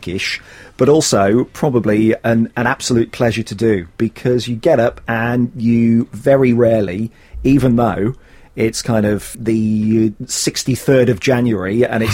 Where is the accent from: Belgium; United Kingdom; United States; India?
United Kingdom; West Midlands; moved away; I grew up in the West Midlands